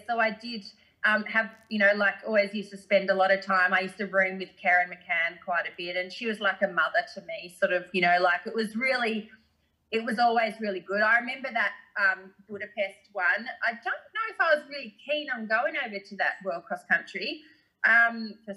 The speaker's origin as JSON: {"language": "English", "country": "Australia", "said": "me being an Aussie girl"}